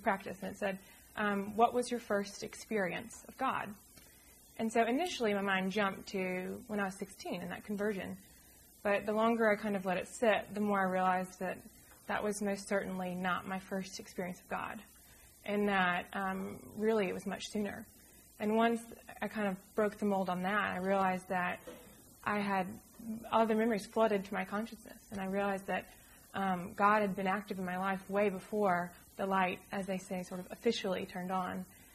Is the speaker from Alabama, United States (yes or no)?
yes; Birmingham, Alabama, United States; moved away as an adult; also born or lived in Charlottesville, Virginia; growing up from Birmingham to Charlottesville and back